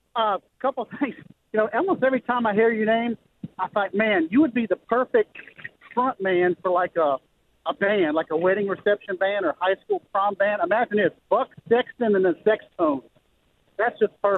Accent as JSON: {"language": "English", "town": "Baton Rouge", "region": "Louisiana", "country": "United States", "tie": "born or raised there", "said": "I'm from Baton Rouge. Love Baton Rouge. Been there my whole life"}